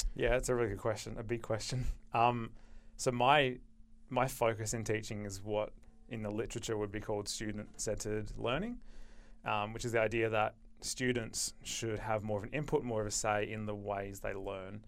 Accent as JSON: {"language": "English", "town": "Perth", "region": "Western Australia", "country": "Australia", "tie": "born or raised there", "said": "I grew up in Perth, finished school in two thousand nine, and came straight to U"}